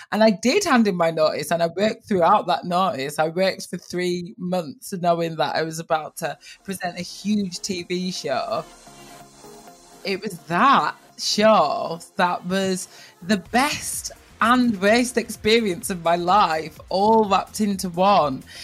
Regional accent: Blackburn, North West England, United Kingdom; moved away; Growing up in Blackburn

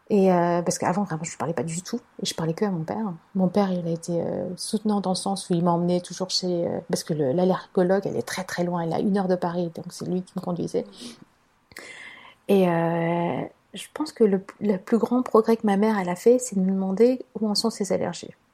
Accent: China; dans ce que tu me ramènes à manger, moi je suis chinoise, il hein, faut pas qu'il y ait de soja.

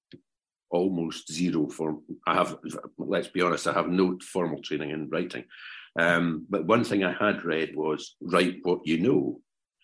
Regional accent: Fife, Scotland, United Kingdom; also born or lived in Aberdeen; I grew up in Fife.

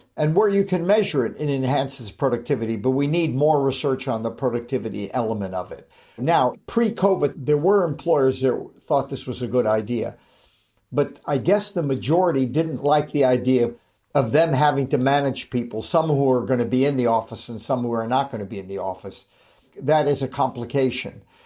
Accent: Los Angeles, California, United States; moved away; also born or lived in Manchester, United Kingdom; I was born and raised in Hollywood

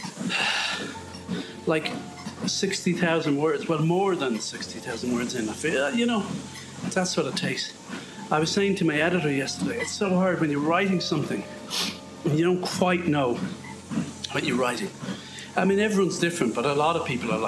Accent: near Galway, Connacht, Ireland; accent: Irish; moved away; Galway, up the road from where I grew up

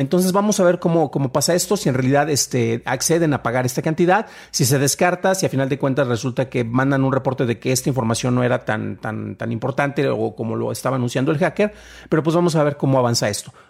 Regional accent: Mexico; soy mexicano

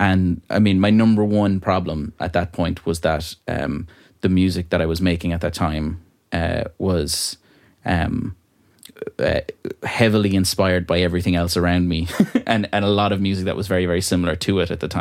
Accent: Ballyvaughan, Connacht, Ireland; accent: country; moved away as an adult; also born or lived in Dublin; now in Ballyvaughan, Ireland; It's my hometown that I grew up

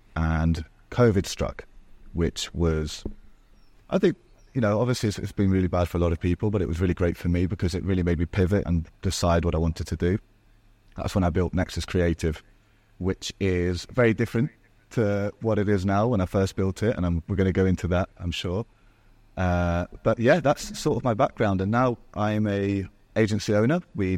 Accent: Marbella, Andalusia, Spain; accent: English; also born or lived in Portugal; I was born in Portugal and then grew up in Marbella, which is in the south of Spain.

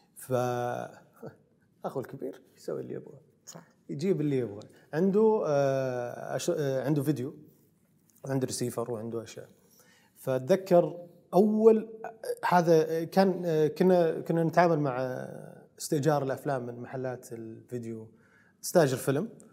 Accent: Saudi Arabia; عندنا في السعوديه

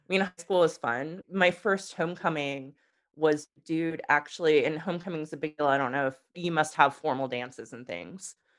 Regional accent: United States; moved away as an adult; also born or lived in England; me as an American

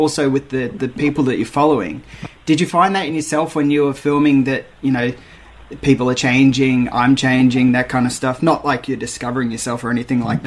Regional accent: Perth, Western Australia, Australia; I grew up in Perth

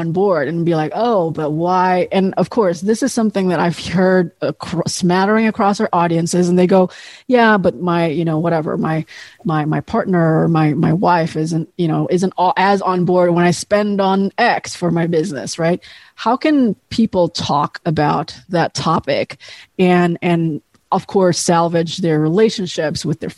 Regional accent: Indonesia; now in United States; where I was growing up in Indonesia

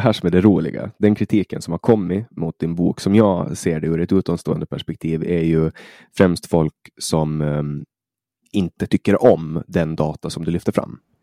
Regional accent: Åland Islands; jag växte upp på Åland

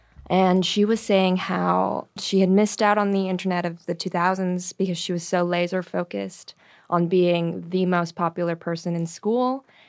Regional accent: Toronto, Ontario, Canada; In Toronto, Canada.

